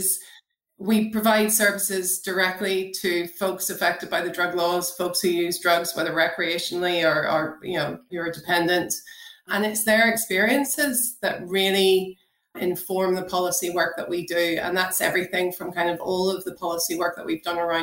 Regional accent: Northern Ireland, United Kingdom; growing up in Northern Ireland in the 1990s, I was very much part of the rave culture back then.

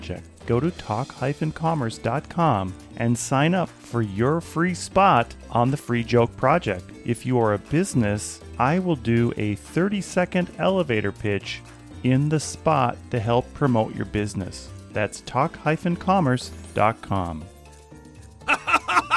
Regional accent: Minnesota, United States; I'm from Minnesota.

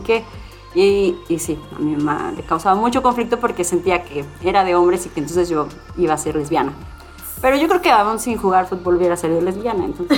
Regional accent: Cuautla, Morelos, Mexico; yo crecí en Cuautla

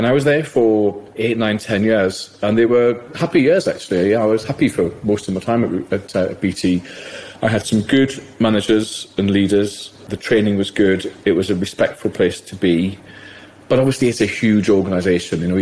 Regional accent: South Shields, North East England, United Kingdom; I grew up gay in South Shields

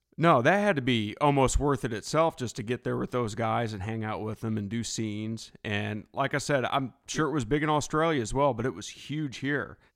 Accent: United States; I'm from the States

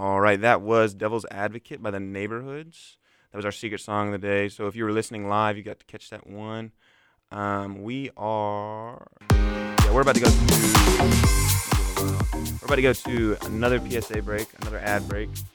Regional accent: Mobile, Alabama, United States; moved away as an adult; now in Auburn, United States; I was born and raised Mobile

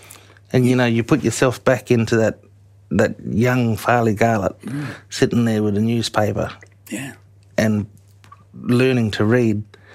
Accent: Northam, Western Australia, Australia; You know, I grew up in Northam.

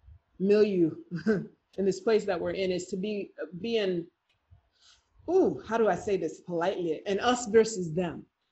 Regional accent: United States; I'm a Naija girl. I'm Igbo. Yes, I was born and raised in the United States of America

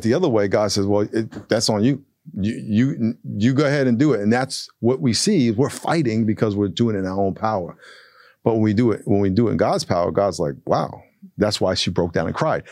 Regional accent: United States; I'm the American

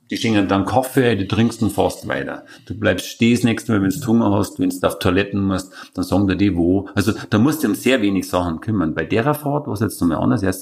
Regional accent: Vienna, Austria; Und die haben dann gefragt, wo kommst du denn her? Sag ich, aus Wien.

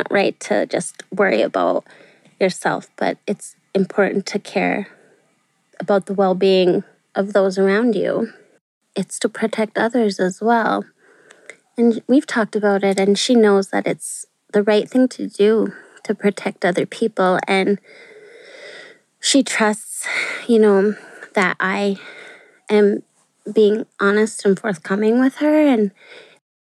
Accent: Chisholm, Minnesota, United States; I'm from Chisholm

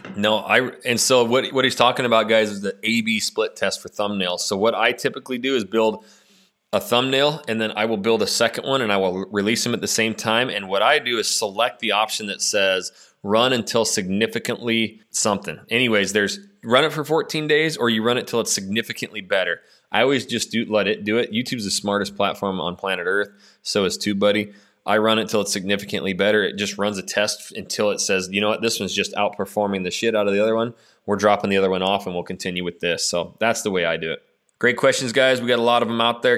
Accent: Northwest Idaho, United States; also born or lived in Clear Lake, Houston, Texas; now in Houston, United States; I'm from Northwest Idaho

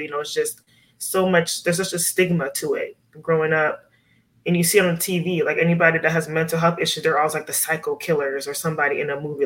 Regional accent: Miami, Florida, United States; growing up in Miami, we were around a lot of Cuban people.

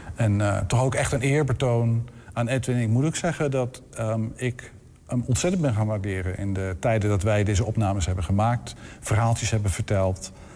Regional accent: area of Hoogeveen, Drenthe, Netherlands; moved away; de streek waar ik opgegroeid ben, in eh, de omgeving van Hoop, Veen, dat is plat verkaveld land

